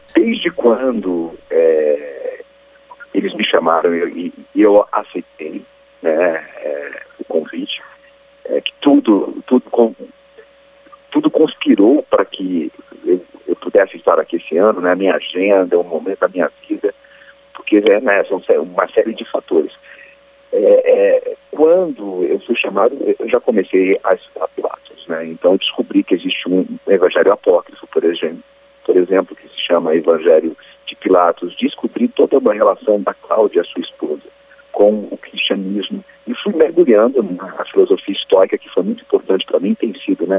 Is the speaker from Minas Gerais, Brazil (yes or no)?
no; interior of São Paulo, Brazil; eu também sou interior de São Paulo